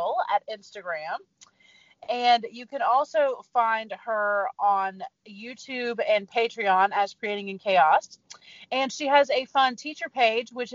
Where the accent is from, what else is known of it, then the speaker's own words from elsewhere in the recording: the South, United States; I am from the South